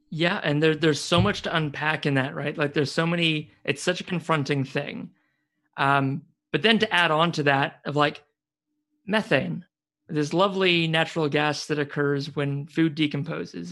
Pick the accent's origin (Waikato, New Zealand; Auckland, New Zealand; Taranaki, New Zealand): Waikato, New Zealand; moved away; also born or lived in Suzhou, China; the area I'm from, Waikato